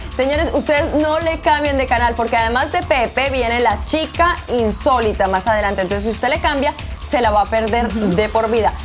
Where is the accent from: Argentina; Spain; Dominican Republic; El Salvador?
El Salvador; Yo soy del Salvador